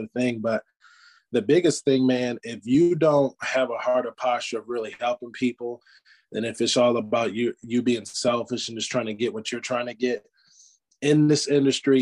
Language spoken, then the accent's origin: English; Michigan, United States; now in Greenville, United States; I'm originally from Michigan. So us Michiganders, we want to work a blue collar job